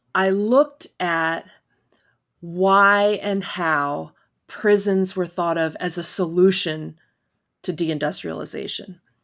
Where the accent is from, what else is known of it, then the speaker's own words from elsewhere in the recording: Elmira, New York, United States; moved away as an adult; also born or lived in Philadelphia; I grew up in Elmira